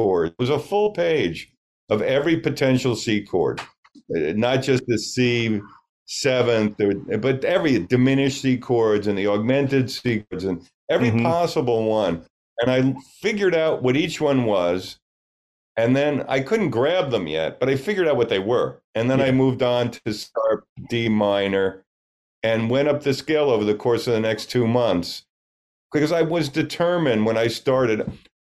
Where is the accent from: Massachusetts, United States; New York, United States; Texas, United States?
New York, United States; Great Neck; moved away as an adult; also born or lived in Manhattan / Los Angeles / San Francisco / Florida; now in Bay Area, United States; I'm originally from Long Island. I grew up on Long Island, and but I've lived all over